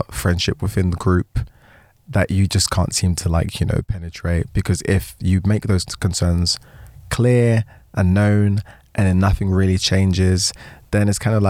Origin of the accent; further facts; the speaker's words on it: United States; Did I mention I'm unfortunately American?